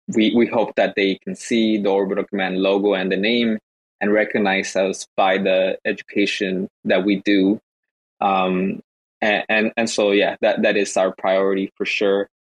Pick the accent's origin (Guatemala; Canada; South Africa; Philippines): Guatemala; now in Los Angeles, United States; I'm actually from Guatemala